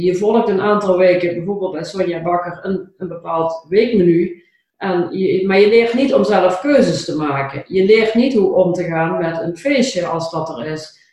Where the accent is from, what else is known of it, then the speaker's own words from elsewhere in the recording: Limburg, Netherlands; accent: Limburgish; mijn Limburgse accent